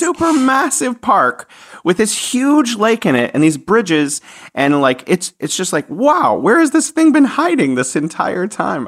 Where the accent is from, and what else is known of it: San Francisco, California, United States; now in Wuhan, China